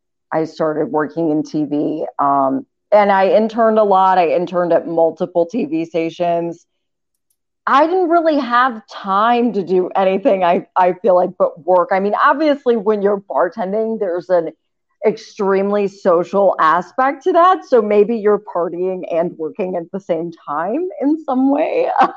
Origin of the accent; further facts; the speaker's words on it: Southeast, United States; now in Cleveland, United States; I also grew up a Braves fan just because I'm from the Southeast.